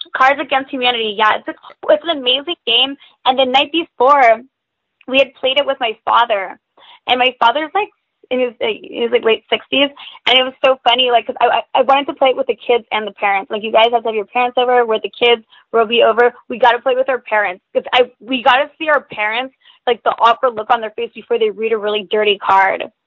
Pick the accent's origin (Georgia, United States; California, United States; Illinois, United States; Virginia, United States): California, United States; Hollister; also born or lived in Gilroy / San Jose / San Francisco; now in Los Angeles, United States; I'm from California. I've lived in California my whole life, and I went to a really really small high school called Hollister High School